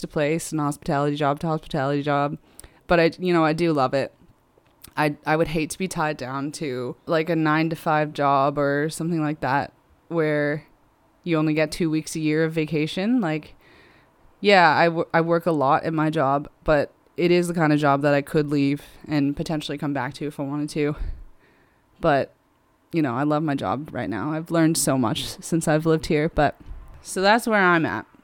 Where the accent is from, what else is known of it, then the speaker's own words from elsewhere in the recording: United States; moved away as an adult; now in Liverpool, United Kingdom; I'm American myself